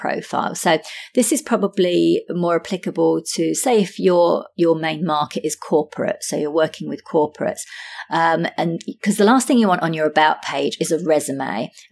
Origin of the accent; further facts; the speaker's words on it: London, United Kingdom; accent: British; now in Sydney, Australia; I'm originally from London, UK, now based in Sydney, Australia.